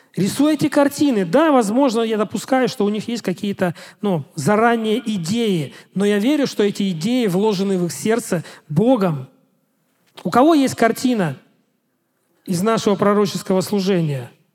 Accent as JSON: {"language": "Russian", "country": "Russia", "said": "я пастор из России"}